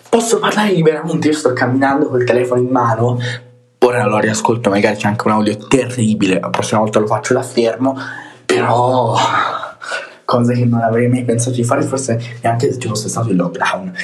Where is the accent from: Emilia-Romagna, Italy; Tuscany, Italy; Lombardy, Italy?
Tuscany, Italy; accent: Tuscan; sometimes Roman; sono toscano, ogni tanto mi parte l'accento anche romanesco